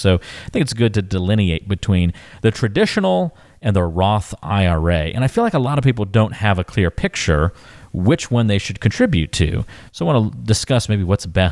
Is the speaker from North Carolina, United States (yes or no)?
yes; North Carolina, United States; The town I grew up in, North Carolina, still to this day just has one red light.